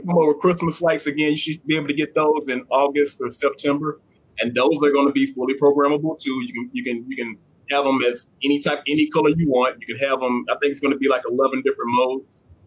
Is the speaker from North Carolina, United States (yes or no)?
no; Southern Arkansas, United States; I grew up in Southern Arkansas